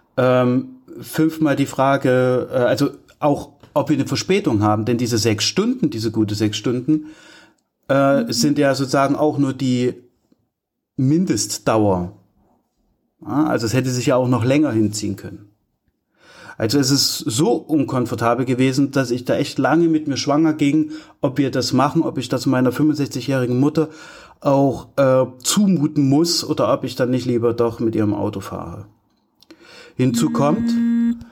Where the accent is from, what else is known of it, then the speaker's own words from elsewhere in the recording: Altenburg, Thuringia, Germany; Ich komme ja aus Altenburg mit meiner Familie